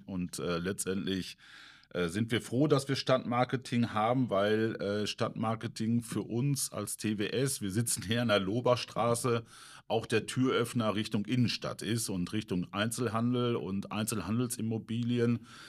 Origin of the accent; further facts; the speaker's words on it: Menden, North Rhine-Westphalia, Germany; gebürtig bin ich aus Mennen, aus dem schönen Vorort Harlingen, also 15 Kilometer, genau die Ruhr